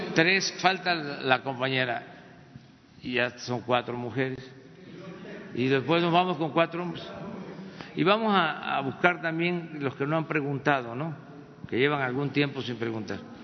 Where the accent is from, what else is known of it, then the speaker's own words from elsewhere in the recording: Mexico; somos los mexicanos creativos